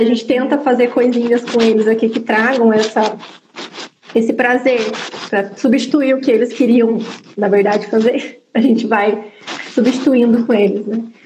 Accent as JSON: {"language": "Portuguese", "town": "São José dos Campos", "region": "São Paulo", "country": "Brazil", "moved": "as an adult", "said": "eu sou de São José dos Campos, e vim morar duas horas de distância aqui"}